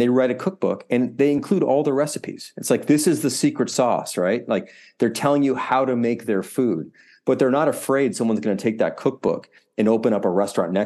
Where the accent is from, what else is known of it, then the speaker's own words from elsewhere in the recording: Deerfield, Illinois, United States; I grew up in the suburbs of Chicago in a suburb called Deerfield, which is on the North Shore, for those who know the area.